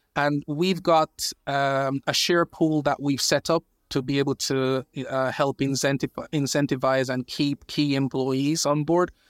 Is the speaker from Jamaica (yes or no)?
yes; Jamaica; now in United Kingdom; I was born in Jamaica. I've been in the U K, I think, now maybe fifteen years or so.